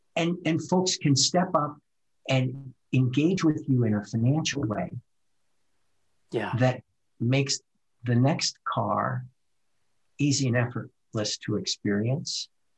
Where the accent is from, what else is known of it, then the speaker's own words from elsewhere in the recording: Midwest, United States; I'm from the Midwest, so we work hard in the Midwest. We plant crops and we get up early and we milk the cows. That's where my culture comes from.